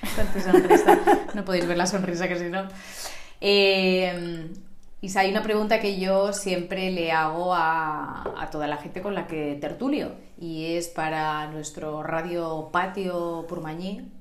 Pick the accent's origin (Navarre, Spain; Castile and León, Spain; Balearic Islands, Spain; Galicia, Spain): Balearic Islands, Spain; Sant Antoni de Portmany; yo estoy dentro de ese grupo de tus amistades de la infancia, porque hemos ido al colegio Sos monjas de Santísima Trinidad